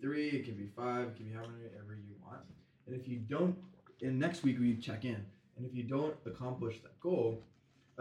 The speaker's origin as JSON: {"language": "English", "region": "California", "country": "United States", "moved": "as an adult", "lives_now": "Boston, United States", "said": "We're from the same area, yeah, in California"}